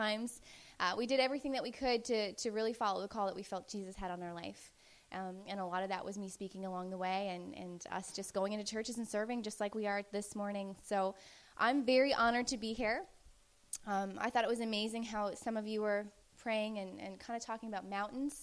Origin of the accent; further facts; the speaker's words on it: Newfoundland and Labrador, Canada; I was from Newfoundland